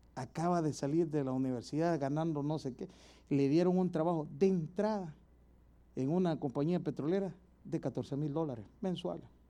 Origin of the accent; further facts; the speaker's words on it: El Salvador; moved away; Un lujito allá en mi país es ir a comer pupusas todas las noches